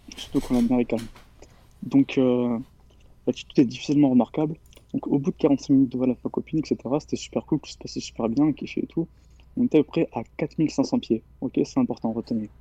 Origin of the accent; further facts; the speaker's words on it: near Bordeaux, Nouvelle-Aquitaine, France; j'ai 17 ans, je viens des alentours de Bordeaux